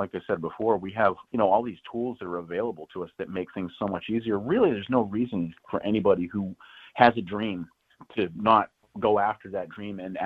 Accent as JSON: {"language": "English", "region": "New Hampshire", "country": "United States", "also_born_or_lived": "Chicago area", "moved": "yes", "lives_now": "Chicago, United States", "said": "I am originally from New Hampshire"}